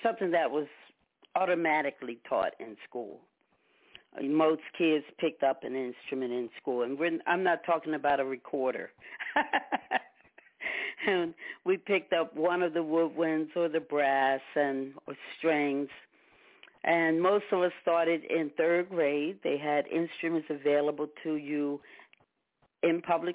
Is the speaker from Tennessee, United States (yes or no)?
no; Delaware, United States; I am from Delaware